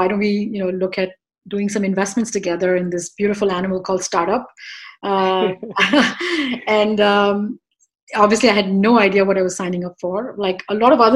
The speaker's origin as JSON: {"language": "English", "country": "India", "tie": "born or raised there", "moved": "as an adult", "lives_now": "New York, United States", "said": "I was born and raised in India. I came here 28 years ago"}